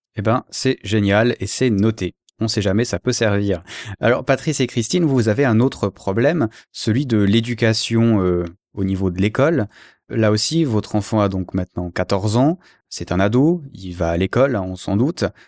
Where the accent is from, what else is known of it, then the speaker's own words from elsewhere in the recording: Switzerland; je suis suisse